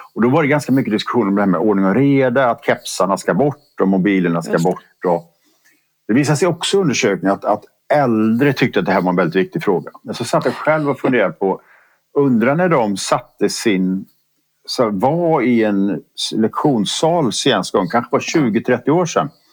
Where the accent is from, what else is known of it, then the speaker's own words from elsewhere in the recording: Borås, Västra Götaland, Sweden; jag är född och uppvuxen i Borås